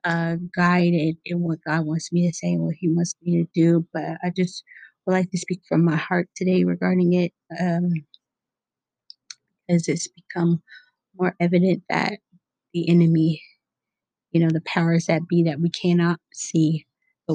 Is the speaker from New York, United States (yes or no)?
no; Seattle, Washington, United States; I grew up in Seattle, Washington, where it was fairly diverse